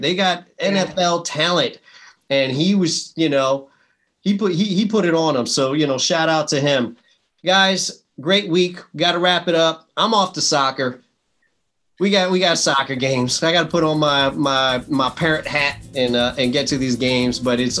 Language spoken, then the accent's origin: English; New York, United States; I'm a bad person to bring also because I'm from New York and we like to boo people.